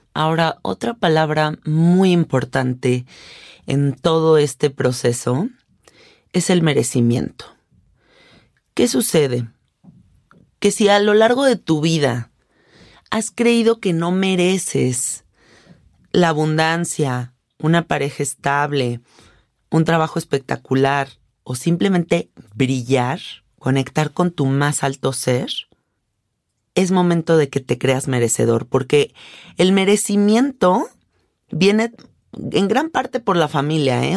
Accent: Mexico; yo soy una mujer mexicana de 33 años

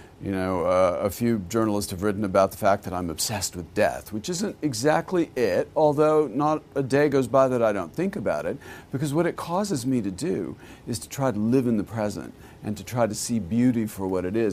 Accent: Texas, United States; I grew up in Texas

